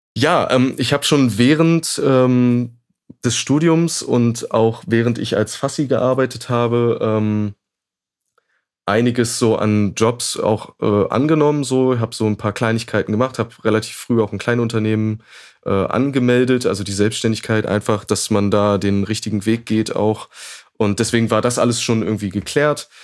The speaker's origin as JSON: {"language": "German", "town": "Braunschweig", "region": "Lower Saxony", "country": "Germany", "also_born_or_lived": "Hannover", "said": "ich komme ursprünglich aus Braunschweig"}